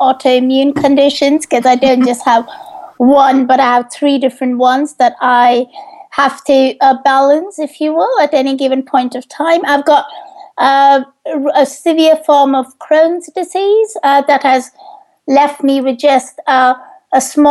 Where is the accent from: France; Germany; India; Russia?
India; now in United Kingdom; I grew up in India